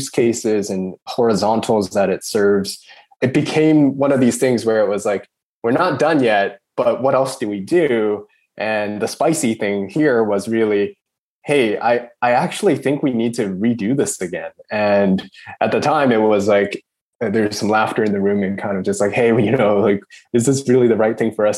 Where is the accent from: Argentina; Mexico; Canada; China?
Canada; moved away as an adult; now in Sydney, Australia; I'd been born and raised in Canada